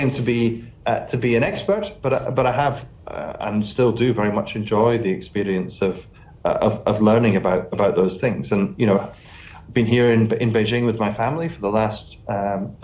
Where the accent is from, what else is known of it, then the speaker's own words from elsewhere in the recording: Highlands of Scotland, United Kingdom; I come from the Highlands of Scotland.